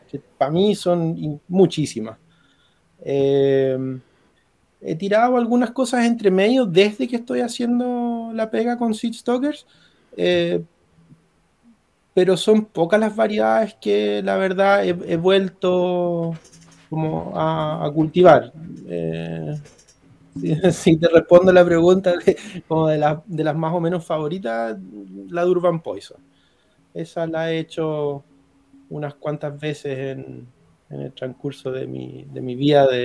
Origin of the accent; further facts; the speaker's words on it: Maipú, Santiago Metropolitan Region, Chile; soy de Maipú.